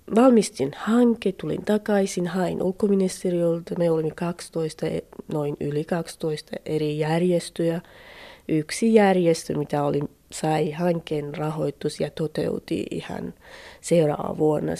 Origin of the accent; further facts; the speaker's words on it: Iran; Finnish is a second language; moved away as an adult; now in Finland; mä itse lähtin Iranista kurdien kaupungissa